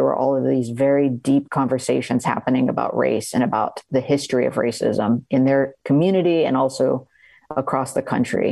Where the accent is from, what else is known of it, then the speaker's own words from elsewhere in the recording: South Texas, United States; I grew up in South Texas, right on the border, just a few miles from Mexico